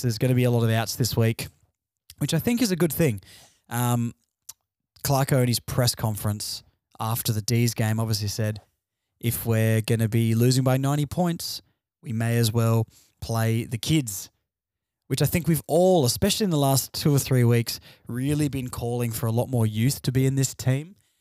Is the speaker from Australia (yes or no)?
yes; Tasmania, Australia; moved away as an adult; also born or lived in Launceston; now in Victoria, Australia; I'm, I'm Tasmanian. I grew up in Tasmania